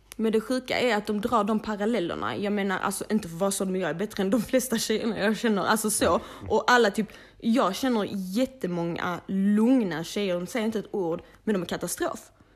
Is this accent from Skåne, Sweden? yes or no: yes; Malmö, Skåne, Sweden; vi är upp, födda och uppvuxna i Malmö, du vet, blattepar